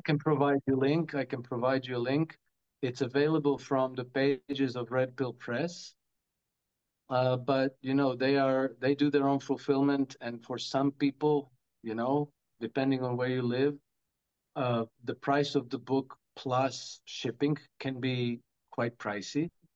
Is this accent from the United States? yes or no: no; Croatia; now in Monaco; I come from Croatia, a bit of a Russophobic uh, culture.